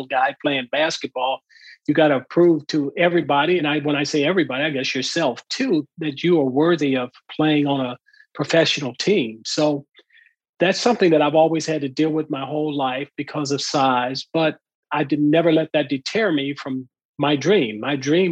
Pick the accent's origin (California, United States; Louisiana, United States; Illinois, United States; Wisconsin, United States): California, United States; Southern; growing up in Southern California, I lived across the street from a wood factory where they built pallets.